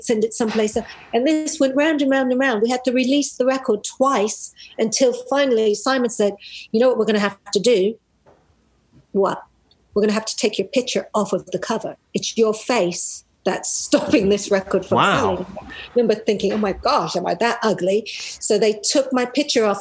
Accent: United States; moved away; also born or lived in United Kingdom; I'm American, I was a British-based artist

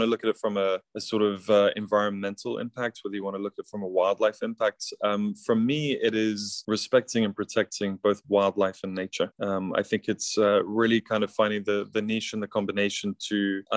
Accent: South Africa; now in London, United Kingdom; I grew up in a very unique and beautiful environment in South Africa on a safari.

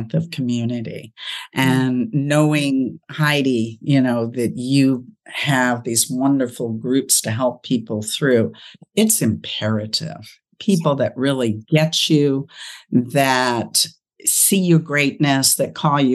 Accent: Los Angeles, California, United States; moved away as an adult; now in Ohio, United States; I'm from California, now living in Ohio

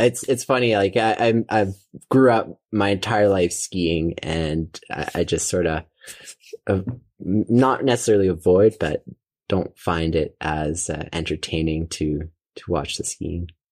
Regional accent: Calgary, Alberta, Canada; also born or lived in Bow Valley / Banff / Canmore; so I grew up, uh, in Calgary, uh, Alberta

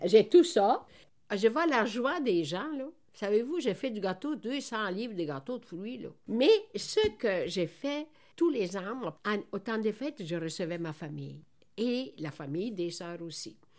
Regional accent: Italy; also born or lived in Montreal, Quebec; now in Quebec, Canada; le bon Dieu a permis que je suis née dans la, en Italie

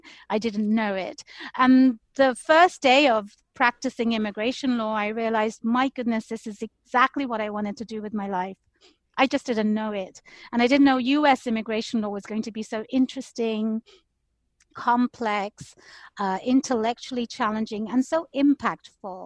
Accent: London, United Kingdom; moved away as an adult; now in United States; I was born and raised in London

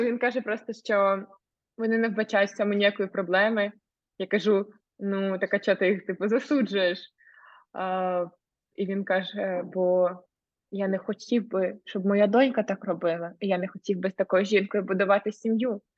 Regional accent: Ukraine; moved away as an adult; я з України і що в мене в країні війна

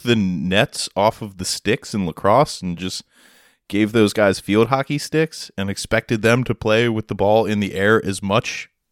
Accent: United States; as an American over in, in Germany

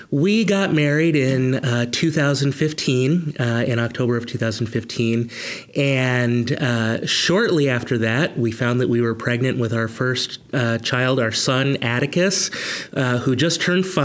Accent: Rochester, New York, United States; also born or lived in Hudson, United States / Philadelphia, United States; And but I really say where I grew up was outside of Rochester, um, right along the shores of Lake Ontario.

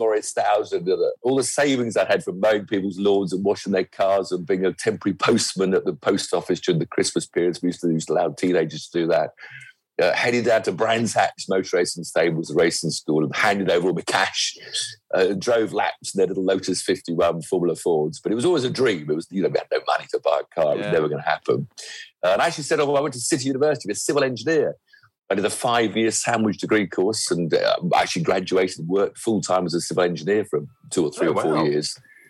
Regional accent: Weybridge, South East England, United Kingdom; also born or lived in Hampshire; So actually I grew up in Weybridge in Surrey, right next to Brooklands

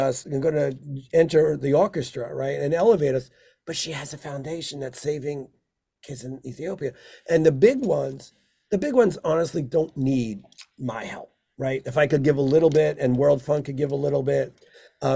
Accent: New York City, New York, United States; I grew up physically in Brooklyn

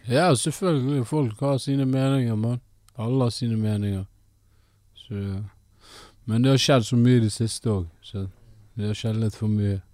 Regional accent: Bergen, Vestland, Norway; also born or lived in Ethiopia; Jeg er fra Bergen, opprinnelig fra Etiopia.

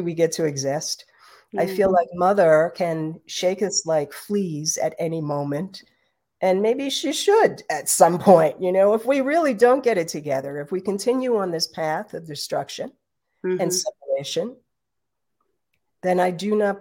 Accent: New York City, New York, United States; I grew up in New York City

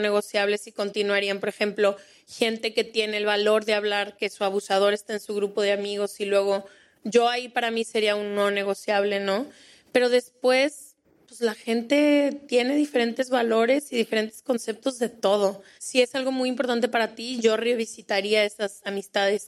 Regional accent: Colombia; moved away as an adult; now in Spain; Soy de Colombia, llevo cinco años en España

